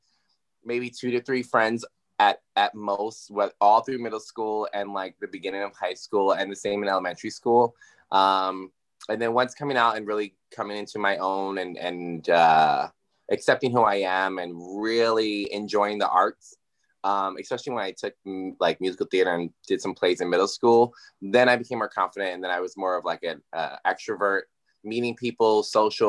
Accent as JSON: {"language": "English", "town": "Yonkers", "region": "New York", "country": "United States", "tie": "born or raised there", "also_born_or_lived": "White Plains, New York", "said": "I'm from originally born in White Plains, raised in Yonkers. So that's my hometown"}